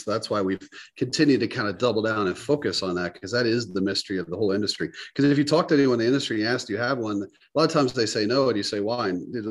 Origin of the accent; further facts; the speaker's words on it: the South, United States; Growing up in the South, just the basic stuff.